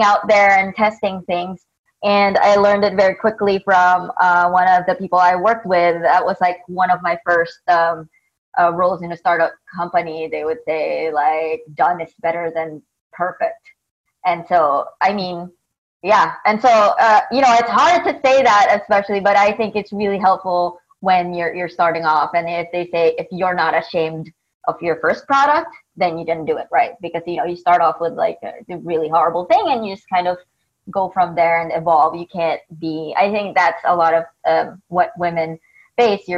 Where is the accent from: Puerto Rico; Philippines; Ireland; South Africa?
Philippines; moved away as an adult; now in United States; I grew up in the Philippines